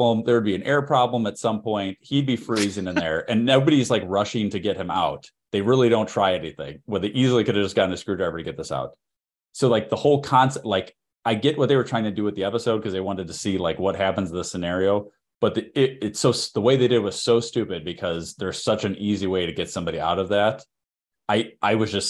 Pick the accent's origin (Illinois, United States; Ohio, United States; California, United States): Illinois, United States; Chicago; accent: Chicago; my Chicago accent